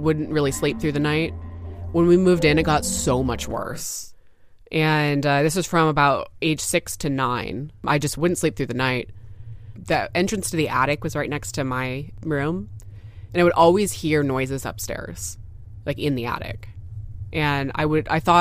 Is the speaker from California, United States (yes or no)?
yes; Newbury Park, California, United States; I'm from Newbury Park, California.